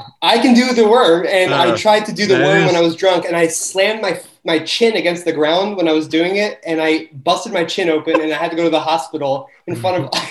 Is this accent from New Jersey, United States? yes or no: yes; New Jersey, United States; I'm from South Jersey.